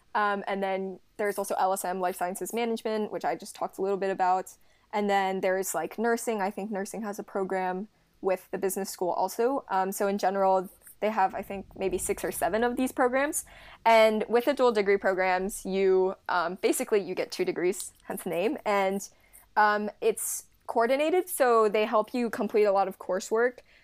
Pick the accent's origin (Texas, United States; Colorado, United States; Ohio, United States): Ohio, United States; Cincinnati; I'm from Cincinnati, Ohio